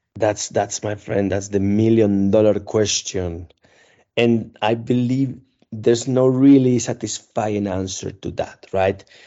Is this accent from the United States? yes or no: no; Spain; moved away as an adult; now in Czech Republic; I am from Spain